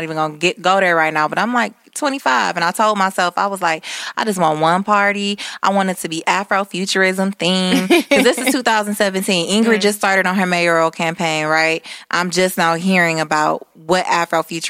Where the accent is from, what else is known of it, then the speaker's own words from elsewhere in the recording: Detroit, Michigan, United States; we are from the East Side